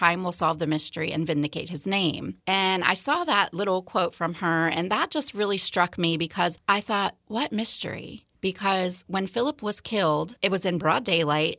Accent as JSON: {"language": "English", "town": "Pittsburgh", "region": "Pennsylvania", "country": "United States", "tie": "born or raised there", "also_born_or_lived": "Montgomery County, Maryland / Brunswick, Maryland", "moved": "yes", "lives_now": "Frederick, United States", "said": "I'm from Pittsburgh, was born and raised"}